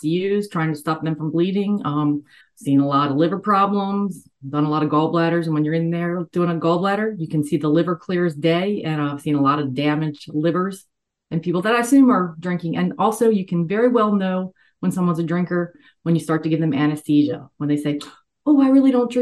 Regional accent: Maryland, United States; moved away as an adult; now in Kure Beach, United States; I'm born and raised in Maryland. I lived there my whole entire life, moved to North Carolina in 2019

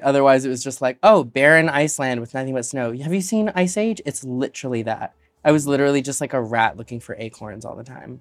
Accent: Alaska, United States; moved away; also born or lived in Chicago; growing up in Alaska

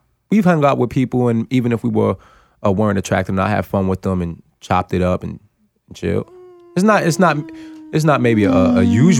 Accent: New York, United States; also born or lived in Los Angeles; as a New Yorker

